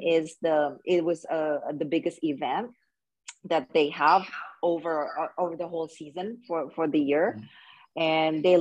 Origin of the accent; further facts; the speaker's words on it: Indonesia; I'm from Indonesia and this is my first time